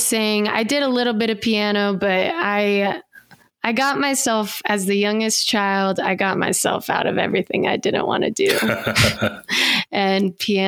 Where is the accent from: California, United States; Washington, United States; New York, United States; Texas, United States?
Washington, United States; outside of Seattle; now in Fort Collins, United States; I grew up outside of Seattle, Washington.